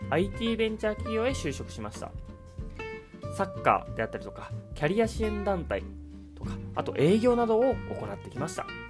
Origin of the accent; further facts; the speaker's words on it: Osaka, Japan; accent: Kansai dialect; 僕は大阪出身